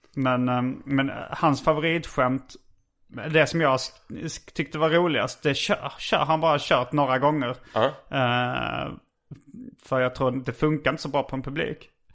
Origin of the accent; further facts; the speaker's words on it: Sweden; oss riktiga svenskar